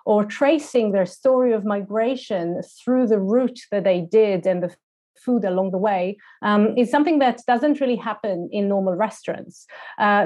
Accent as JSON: {"language": "English", "town": "Tel Aviv", "region": "Tel Aviv District", "country": "Israel", "tie": "born or raised there", "moved": "as an adult", "lives_now": "London, United Kingdom", "said": "So I grew up in Tel Aviv until I was about 19, but then I just kept on moving."}